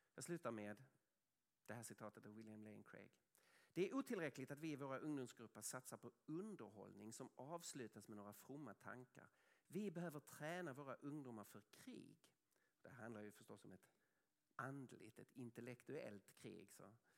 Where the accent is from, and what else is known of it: Sweden